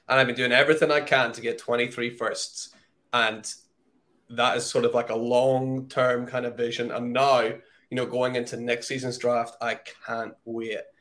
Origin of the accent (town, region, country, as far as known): United Kingdom